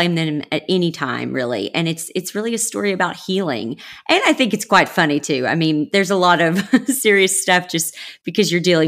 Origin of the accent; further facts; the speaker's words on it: the South, United States; moved away; I grew up in the South